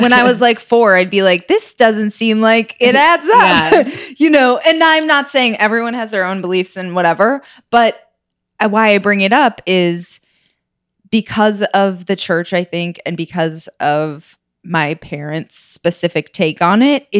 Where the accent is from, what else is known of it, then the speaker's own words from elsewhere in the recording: Minnesota, United States; Minnesota. Oh. But like kind of like a rural area.